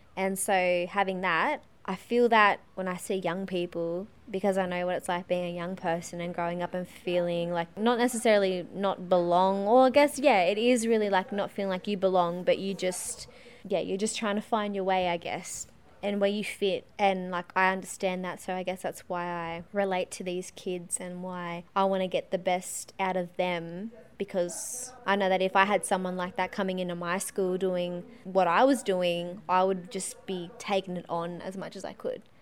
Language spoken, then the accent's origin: English; Lightning Ridge, New South Wales, Australia; moved away; also born or lived in Tamworth; Living out in Lightning Ridge in far northwest New South Wales when I was younger, I feel really blessed living my childhood there